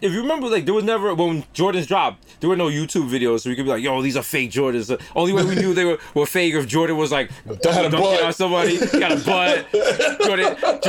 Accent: Jamaica; I'm Jamaican.

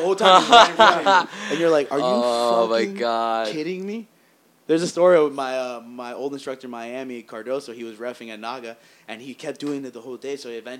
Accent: Basque Country, Spain; Yeah, I'm from the Basque area.

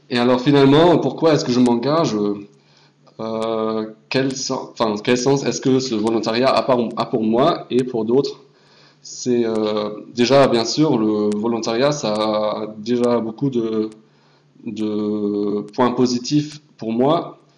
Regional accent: Hamburg, Germany; moved away as an adult; now in Poitiers, France; euh, j'ai 18 ans, euh, je suis de Hambourg

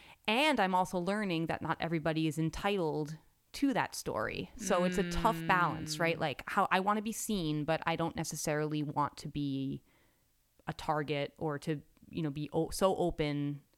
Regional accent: New York City, New York, United States; I grew up in New York City

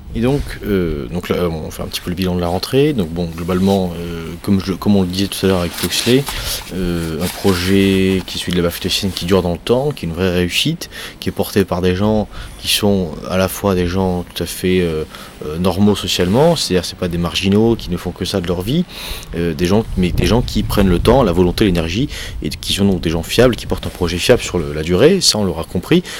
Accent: the South, southern France, France; je viens du Sud

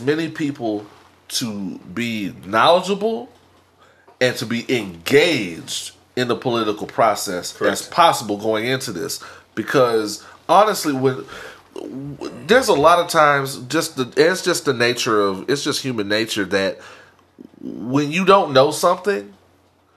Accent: Houston, Texas, United States; I'm from Houston

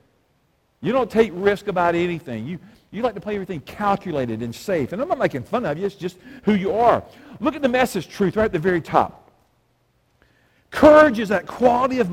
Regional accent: Alabama, United States; I'm from Alabama

